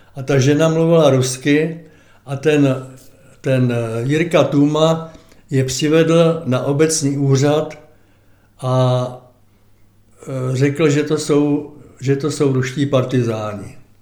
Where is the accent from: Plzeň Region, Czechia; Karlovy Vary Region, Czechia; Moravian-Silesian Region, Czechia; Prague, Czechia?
Prague, Czechia; tatínek v roce třicet osm zahájil stavbu rodinného domku a v roce třicet devět jsem nastoupil sem do Klánovic do druhé třídy